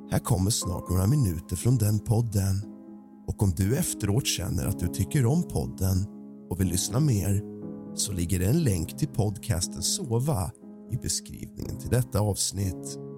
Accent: Trosa, Södermanland, Sweden; En typisk småstad. {S255} En {S0} skärgårdsidyll. En småstadsidyll. Staden heter Trosa

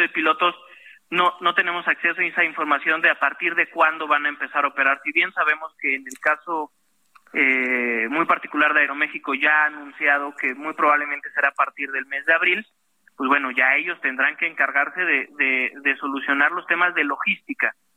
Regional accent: Mexico; como pilotos mexicanos

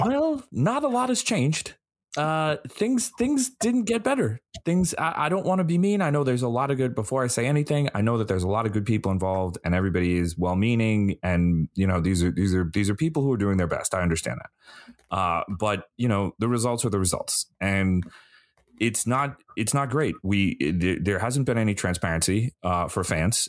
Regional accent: United States; as an American

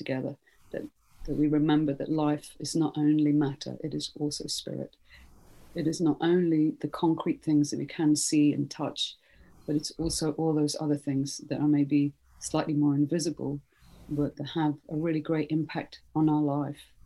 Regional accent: Stockholm, Stockholm County, Sweden; moved away; also born or lived in Britain; I'm originally from Sweden, born in Stockholm, and then I lived in Britain for a long time

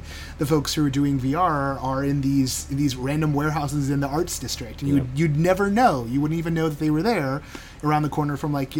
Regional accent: Southern California, United States; I grew up in Southern California

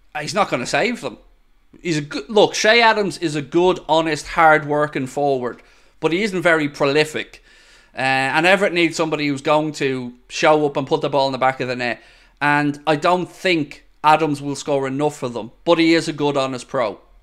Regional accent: Ireland

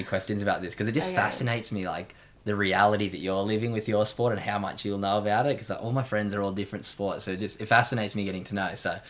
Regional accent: Australia; also being young Australian athletes, getting to represent the country.

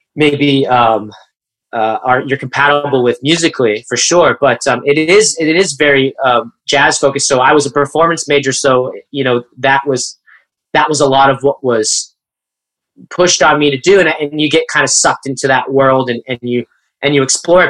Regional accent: Coachella Valley, Southern California, United States; I grew up in the Coachella Valley in Southern California

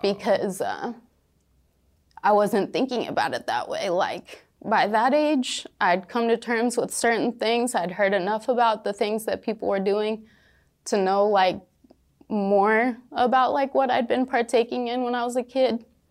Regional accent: rural Washington, United States; moved away; twenty minutes away from my hometown.

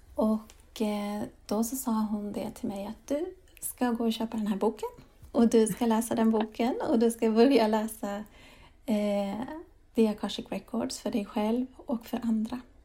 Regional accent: Sweden; also born or lived in Spain / England / Denmark / Lund, Sweden; jag föddes i Sverige

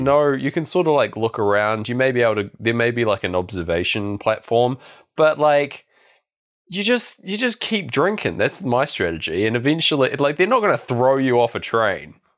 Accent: Christchurch, Canterbury, New Zealand; I was going from Blenheim back to my hometown of Christchurch

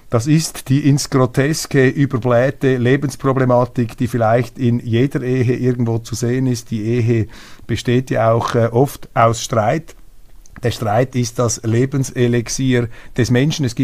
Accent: Switzerland; Das ist keine Stellungnahme als Schweizer. Ich bin neutral, ich habe keine Aktien bei der AfD.

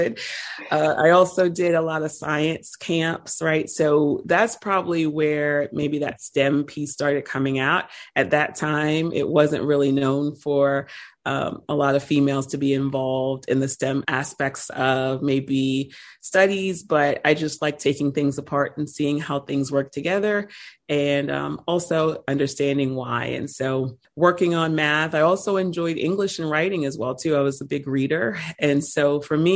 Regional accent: Annapolis, Maryland, United States; Born and raised as far as Annapolis, Maryland

